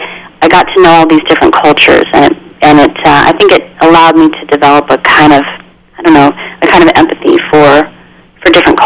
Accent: Midland, Texas, United States; born there; I was born in Midland, Texas, so there's that.

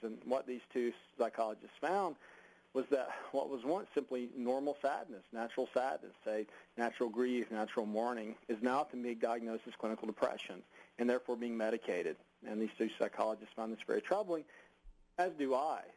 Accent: United States

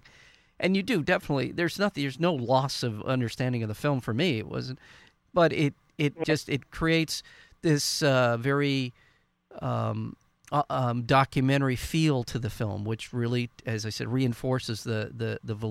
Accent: Southern California, United States; as a white boy growing up in Southern California

